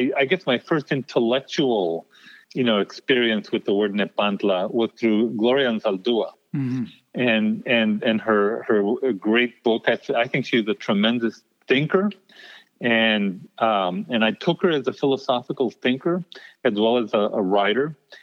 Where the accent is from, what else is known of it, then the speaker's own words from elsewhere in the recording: El Paso, Texas, United States; moved away; coming from the border, but also keeping some of the old values that my parents taught me. So this living in between, this borderland existence, that, by the way, stays with you even once you leave El Paso